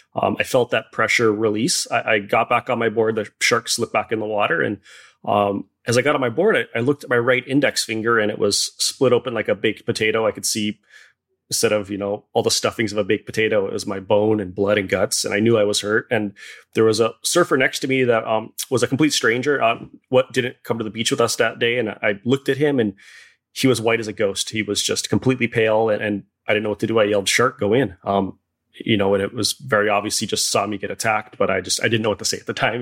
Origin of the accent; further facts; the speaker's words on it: Hawaii, United States; I was born and raised in Hawaii